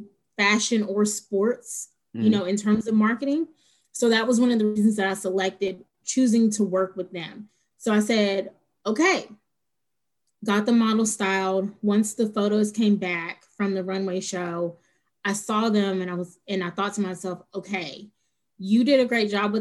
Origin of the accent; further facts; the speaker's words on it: Mobile, Alabama, United States; moved away as an adult; now in New Orleans, United States; I'm born and raised in Mobile, but I've been here for almost 4 years now